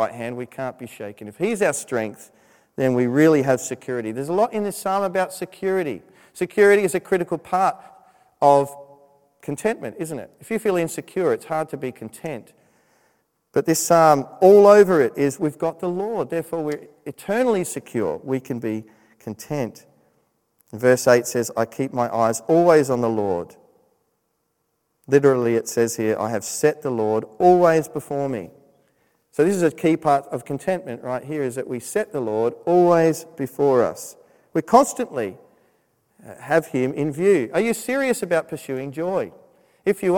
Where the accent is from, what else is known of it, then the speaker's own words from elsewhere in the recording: Australia; moved away as an adult; when I was living in Australia